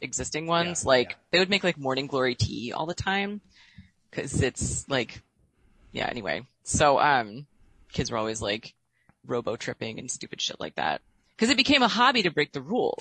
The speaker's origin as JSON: {"language": "English", "region": "Illinois", "country": "United States", "tie": "born or raised there", "said": "I work for the state of Illinois like my stepmom did"}